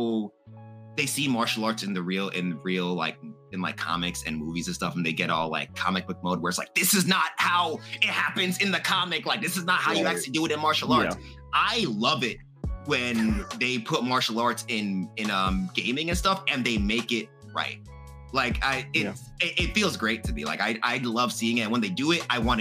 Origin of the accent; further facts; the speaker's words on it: Jamaica; I'm Jamaican